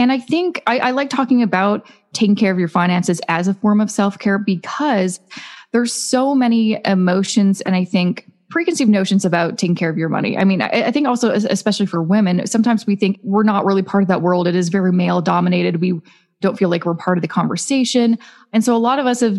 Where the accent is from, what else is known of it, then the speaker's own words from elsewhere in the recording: Vancouver, British Columbia, Canada; moved away as an adult; now in Toronto, Canada; I'm originally from Vancouver, now I live in Toronto, two of the most expensive cities in Canada.